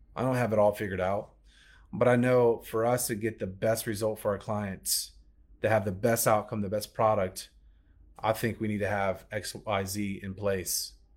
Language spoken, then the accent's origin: English; Alabama, United States; accent: Southern; That was my Southern accent coming out. Oh, my Alabama roots